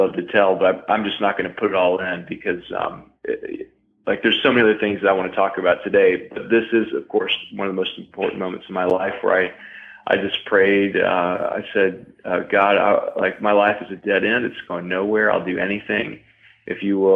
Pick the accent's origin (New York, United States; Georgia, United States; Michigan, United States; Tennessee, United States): Tennessee, United States; I was raised in Tennessee in the woods with rednecks